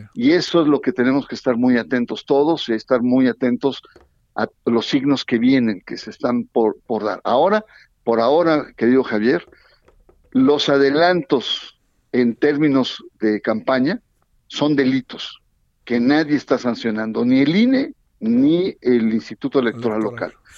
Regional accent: Veracruz, Mexico; now in State of Mexico, Mexico; Soy veracruzano, pero estoy más mexiquense que las cachas

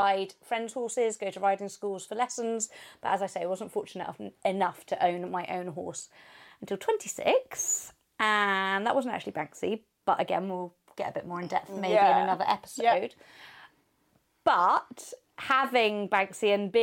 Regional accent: Truro, South West England, United Kingdom; I'm 38 and I'm from Truro in Cornwall

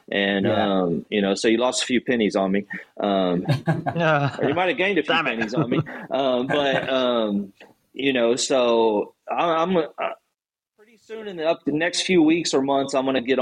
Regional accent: Gonzales, Texas, United States; I'm from a small town in Texas called Gonzales

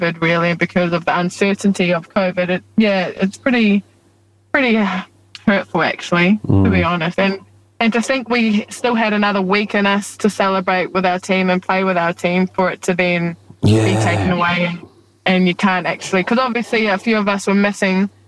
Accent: New Zealand; now in Australia; I was born and raised for most of my life in New Zealand

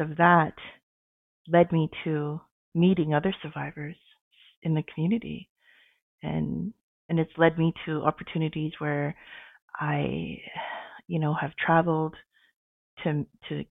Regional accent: Sault Ste. Marie, Ontario, Canada; also born or lived in Edmonton, Alberta / Saddle Lake First Nation, Alberta; now in Ottawa, Canada; I was born in Edmonton and adopted and raised in Ontario, in Sault Ste. Marie, Ontario.

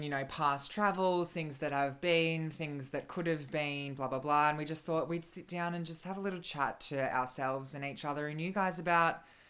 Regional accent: Queensland, Australia; We're from Queensland.

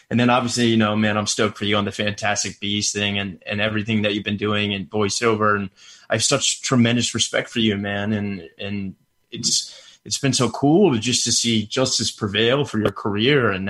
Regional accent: New York City, New York, United States; I grew up in Brooklyn.

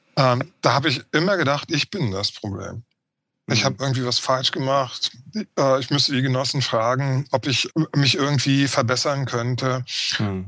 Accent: Berlin, Germany; Also ich wurde 1961 in der Ostberliner Charité geboren, als Sohn eines afrikanischen Studenten und einer Ostberliner Buchhändlerin. Ich bin in der DDR aufgewachsen

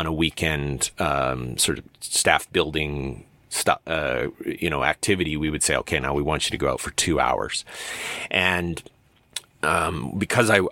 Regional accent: Medicine Hat, Alberta, Canada; my hometown of Medicine Hat

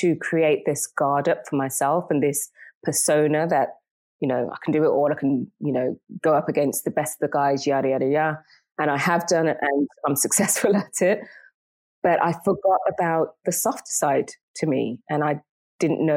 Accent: England, United Kingdom; also born or lived in Jamaica; now in Istanbul, Turkey; Inglaterra, English

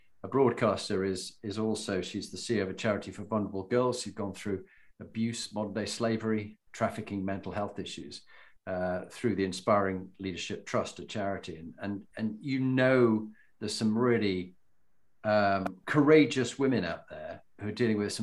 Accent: Halifax, Yorkshire and the Humber, United Kingdom; Halifax for me

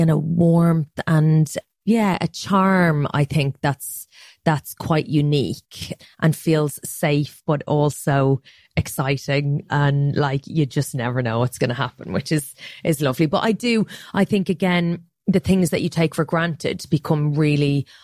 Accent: Ireland; moved away; there's a pride that I think my generation has in Ireland now.

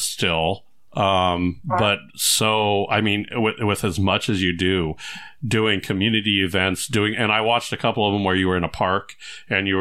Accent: California, United States; I grew up in California

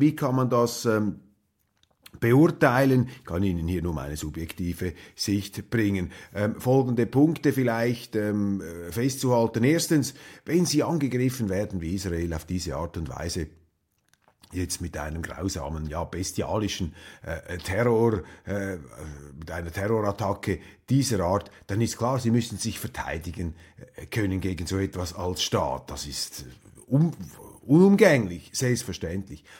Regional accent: Switzerland; als Schweizer

